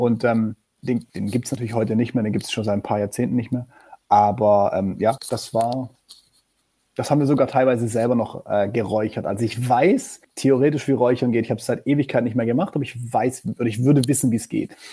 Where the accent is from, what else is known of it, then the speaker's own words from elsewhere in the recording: Black Forest, at the foot of the Feldberg, Baden-Württemberg, Germany; ich komme aus dem Schwarzwald. Ich bin geboren ja. am Fuße des Feldbergs. Das ist so ein bisschen südöstlicher von Freiburg.